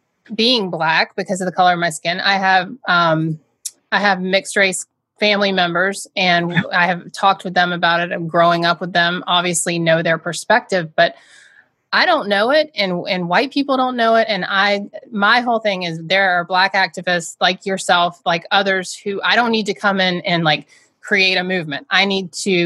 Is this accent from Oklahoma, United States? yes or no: no; Georgia, United States; now in Massachusetts, United States; I'm from Georgia